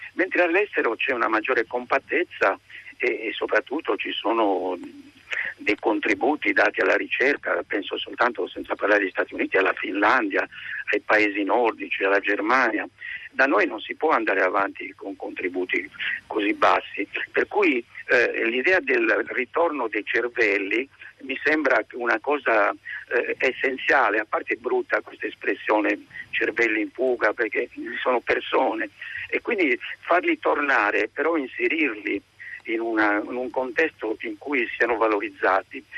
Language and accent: Italian; Sardinia, Italy; moved away; also born or lived in Los Angeles, United States; io sono sardo